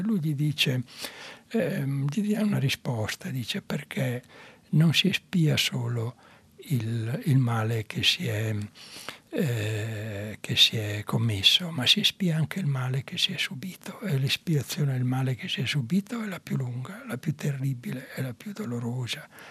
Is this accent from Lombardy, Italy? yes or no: yes; Mantua, Lombardy, Italy; quando ero piccola a Mantova passavo davanti, quando uscivo dalle elementari, passavo davanti a un grande palazzo che era tra la scuola e la mia casa